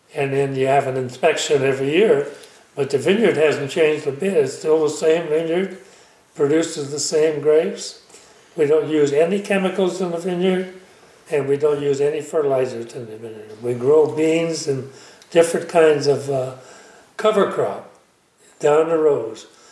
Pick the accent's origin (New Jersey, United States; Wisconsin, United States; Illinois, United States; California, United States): California, United States; Calpella; I was born in Calpella